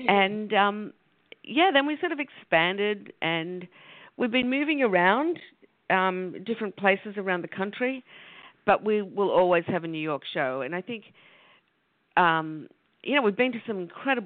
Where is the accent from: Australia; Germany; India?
Australia; moved away as an adult; now in United States; I was from Australia, and Australians like to travel, so I came to the United States